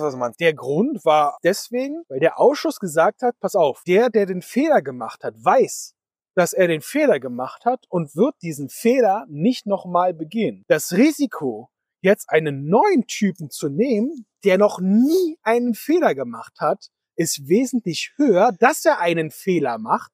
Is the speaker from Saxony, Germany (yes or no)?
no; Berlin, Germany; Wir kommen hier aus Berlin-Spandau, ja, also mehr aus Spandau als aus Berlin